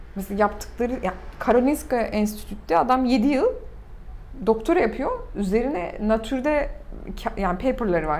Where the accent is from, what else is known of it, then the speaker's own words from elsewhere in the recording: Turkey; also born or lived in United States; bütün dünyada Türkiye'denim dediğinde